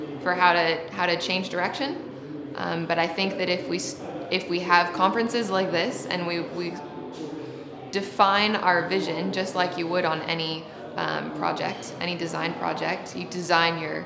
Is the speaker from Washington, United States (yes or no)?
yes; Seattle, Washington, United States; moved away; I'm from Seattle originally